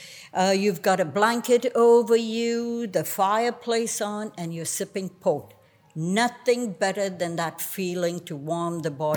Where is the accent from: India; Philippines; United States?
India; Goa; moved away; So I grew up in Goa, which was a Portuguese colony in India.